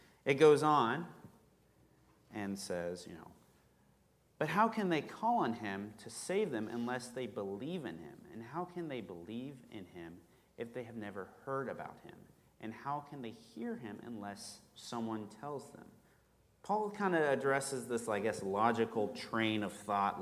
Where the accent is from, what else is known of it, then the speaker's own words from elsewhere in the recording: rural Kansas, United States; I grew up in Kansas, rural Kansas, middle of nowhere